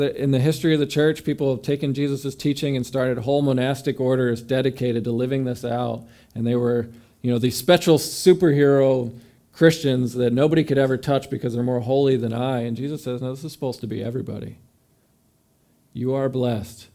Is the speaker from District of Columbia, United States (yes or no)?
no; New York, United States; moved away as an adult; also born or lived in Mississippi; We're from New York